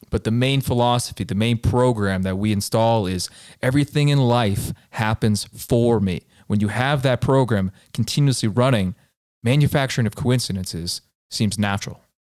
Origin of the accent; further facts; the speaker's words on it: Colorado, United States; I tell her I'm from Colorado and I'm visiting here